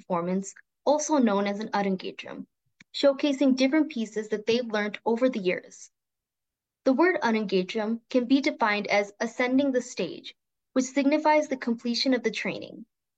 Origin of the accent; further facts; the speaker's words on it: New Mexico, United States; first language Tamil; English is a second language; As an Indian born and brought up in the United States, and specifically New Mexico, where the Indian population is significantly low, learning Bharatanatyam has allowed me to keep in touch with my roots.